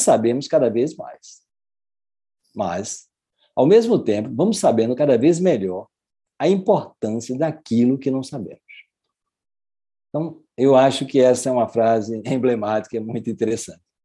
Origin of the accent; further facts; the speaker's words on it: Brazil; eu sou brasileiro, mas tenho a cidadania também é, portuguesa